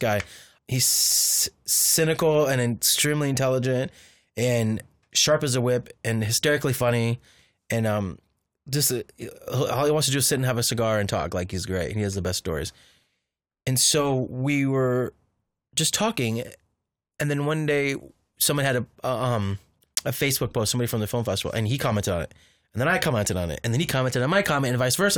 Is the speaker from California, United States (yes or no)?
yes; Orange County, California, United States; also born or lived in Riverside, California / Los Angeles, California; the house I grew up in Han, in Orange County was haunted